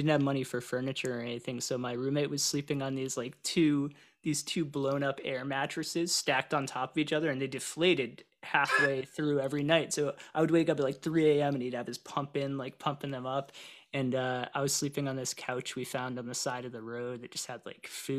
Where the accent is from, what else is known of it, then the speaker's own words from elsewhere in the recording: New Hampshire, United States; moved away as an adult; also born or lived in San Diego, California; now in Minnesota, United States; I grew up in New Hampshire, actually, and I moved to San Diego after I graduated college.